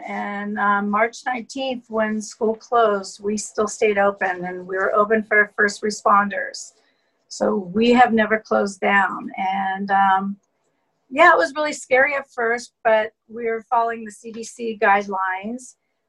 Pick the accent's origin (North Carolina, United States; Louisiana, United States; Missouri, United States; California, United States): California, United States; Westlake Village; also born or lived in Washington, D.C.; Well, I was born in Washington, D.C. I was an Air Force brat, and at 8 years old, my parents moved to California. We lived in Westlake Village